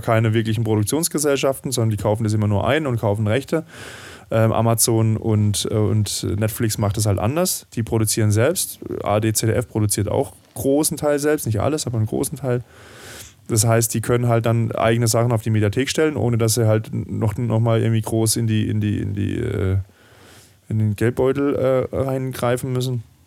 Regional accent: Southern Germany, Germany; ich bin ja auch im Süden dieser Republik aufgewachsen

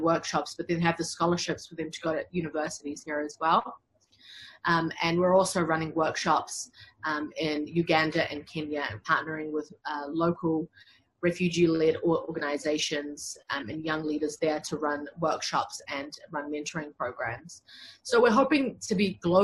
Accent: New Zealand; build myself up as a lawyer in my home country

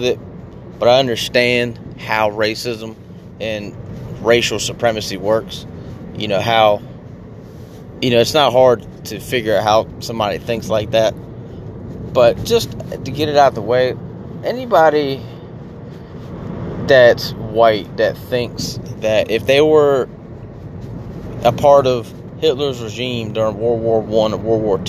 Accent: United States; America, which is where I'm from

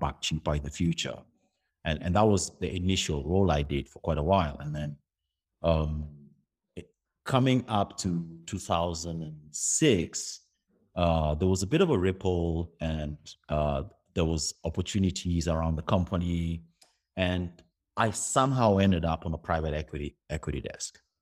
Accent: Kenya; I moved from the Kenyan system to, uh, uh, the, the British, uh, school, schooling system

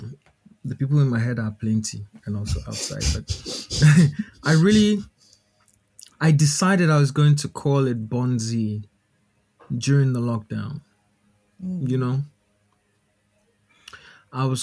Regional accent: Ghana; for me being a Ghanaian

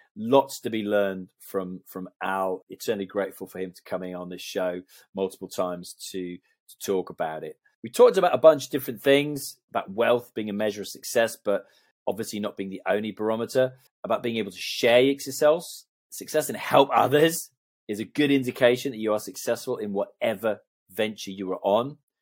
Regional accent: Canada; moved away; I was brought up in Canada

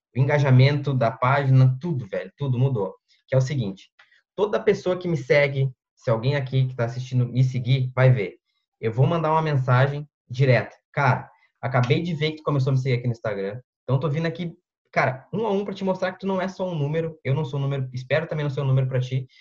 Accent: Porto Alegre metropolitan area, Rio Grande do Sul, Brazil; sou do Sul, sou da região metropolitana de, de Porto Alegre, uma cidadezinha teoricamente pequena aqui.

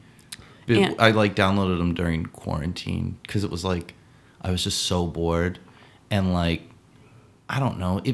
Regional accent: New Hampshire, United States; also born or lived in California; I was born in California, but I was raised in New Hampshire.

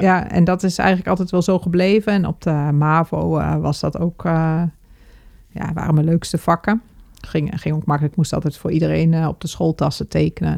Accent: IJsselmuiden, Overijssel, Netherlands; moved away as an adult; also born or lived in Zwolle; Ik ben in IJsselmuiden geboren, dat is gemeente Kampen.

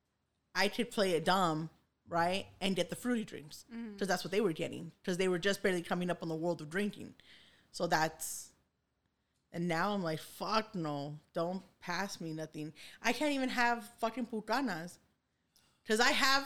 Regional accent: Los Angeles, California, United States; we grew up in East LA and I had a lot of, you know, black kids in school

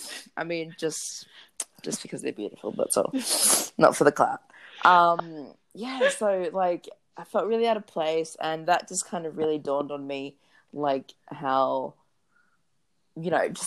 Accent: Australia; being an Australian Samoan, like, I've not always, like, felt that way because I'm like, I was raised here just like you cunts, like, you know what I mean? And so I wasn't gonna let anyone invalidate my Australianism

